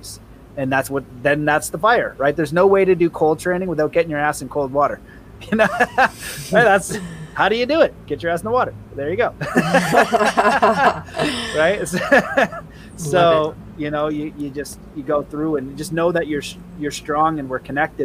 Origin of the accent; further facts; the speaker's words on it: Canada; I'm Canadian